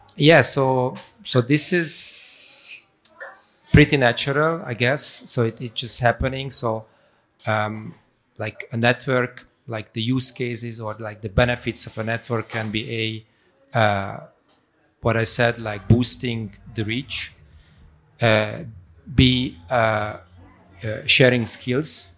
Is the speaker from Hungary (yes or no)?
yes; Budapest, Hungary; moved away as an adult; also born or lived in Darmstadt, Germany; I was born in Hungary, in Budapest. Uh, when I was around 20, I went for studies to Darmstadt